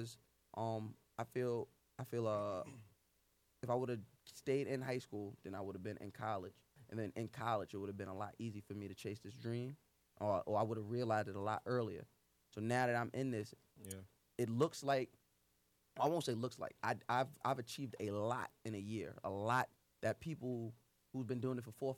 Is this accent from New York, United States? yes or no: yes; North Babylon, New York, United States; I'm from Long Island, North Babylon, Suffolk County